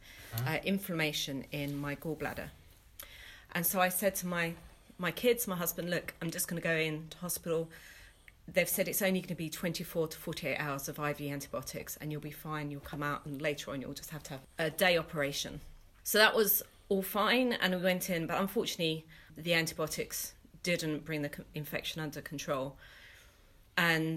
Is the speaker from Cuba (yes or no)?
no; London, United Kingdom; moved away as an adult; now in Bristol, United Kingdom; I'm originally from East London, but I got ordained 6 months ago and have moved to Bristol with my family.